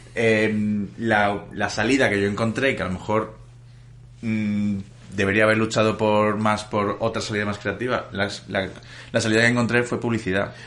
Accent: Valencia, Valencian Community, Spain; moved away as an adult; now in Madrid, Spain; yo soy de Valencia y me tuve que ir a vivir a Madrid

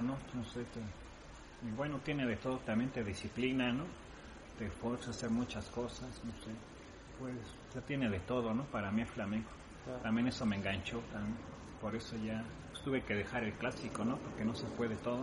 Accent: Mexico; also born or lived in Spain; yo siendo mexicano

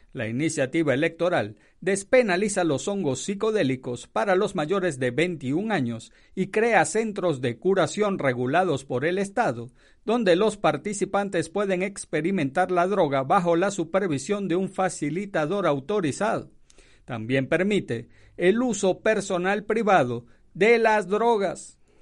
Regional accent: Venezuela; moved away as an adult; also born or lived in Miami; now in Fort Morgan, United States; yo soy de Venezuela

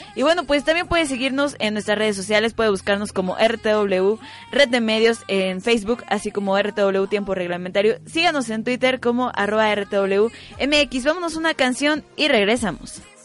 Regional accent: Querétaro, Mexico; yo soy de Querétaro

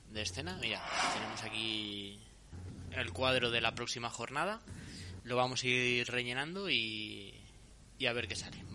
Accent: Pinto, Community of Madrid, Spain; Porque los que somos de la Rábida sabemos que, el Parque Santo Domingo es la diferencia entre.

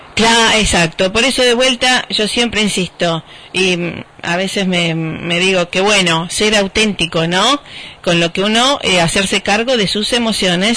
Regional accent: Rosario, Santa Fe, Argentina; born or raised there

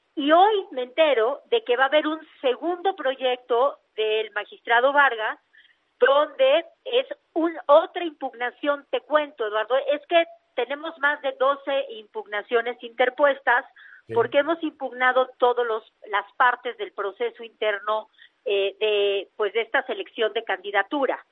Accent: Oaxaca, Mexico; lo mío es Oaxaca

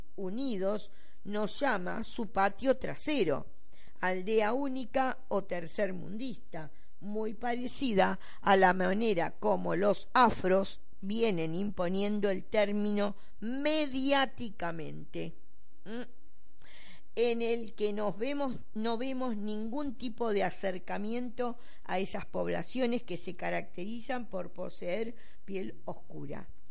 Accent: Buenos Aires, Argentina; porteños somos los porteños de acá, de la ciudad de Buenos Aires

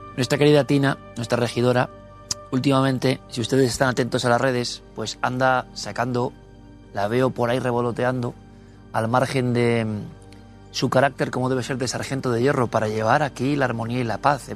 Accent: Spain; como español

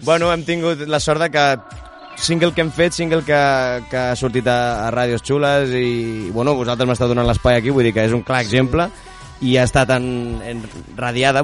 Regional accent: Sant Pol de Mar, Catalonia, Spain; jo sóc de Sant Pol de Mar

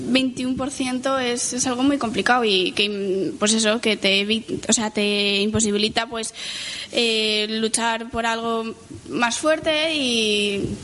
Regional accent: Valencian Community, Spain; Pero hablando como valenciana, yo pienso que es una tradición, ¿no?

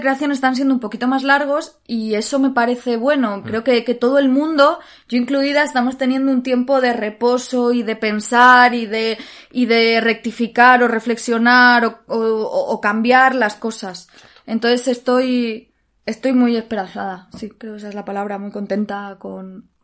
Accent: Alicante, Valencian Community, Spain; moved away as an adult; now in Madrid, Spain; el teatro de mi ciudad, el teatro de Alicante

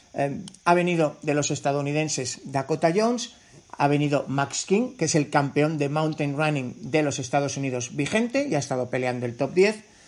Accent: Navarre, Spain; siendo navarro

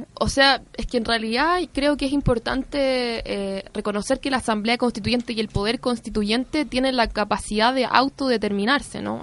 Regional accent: Chile; nosotros como pueblo chileno

